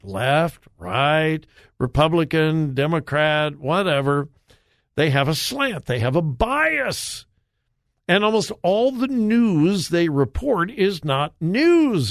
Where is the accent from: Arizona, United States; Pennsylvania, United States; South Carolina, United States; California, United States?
California, United States; Los Angeles; I grew up in Southern California. I grew up in the L A area